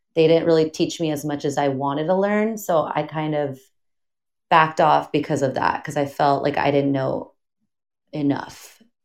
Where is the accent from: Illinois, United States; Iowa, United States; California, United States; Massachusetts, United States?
California, United States; Pomona; also born or lived in Azusa, California; I am from Pomona, California. Grew up there basically my whole life.